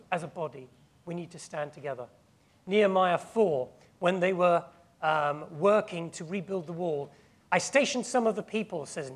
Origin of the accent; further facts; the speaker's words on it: England, United Kingdom; we are tempted as English people